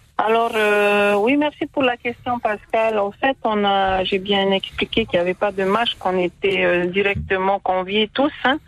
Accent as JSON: {"language": "French", "area": "Raromatai", "region": "Leeward Islands", "country": "French Polynesia", "also_born_or_lived": "Tahiti", "said": "Nous sommes originaires de Raromaté"}